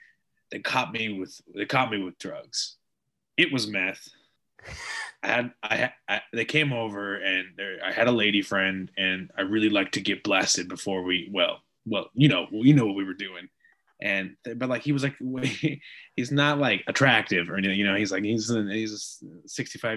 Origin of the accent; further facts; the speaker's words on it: South Missouri, United States; I'm from South Missouri